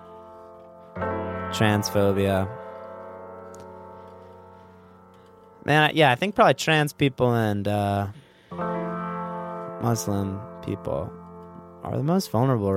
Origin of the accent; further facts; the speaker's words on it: Orange County, Southern California, United States; I grew up in Southern California.